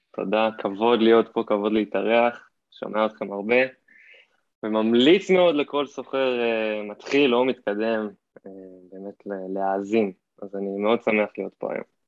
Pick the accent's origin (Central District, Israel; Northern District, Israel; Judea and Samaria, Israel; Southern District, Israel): Central District, Israel; Hod HaSharon; also born or lived in California, United States; now in Tel Aviv, Israel; בארץ גדלתי בהוד השרון, שם אני בורן אנד רייז